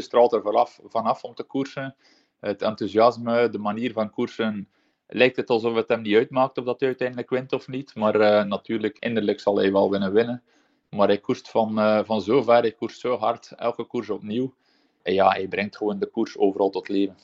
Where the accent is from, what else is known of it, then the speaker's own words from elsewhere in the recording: Belgium; als Belg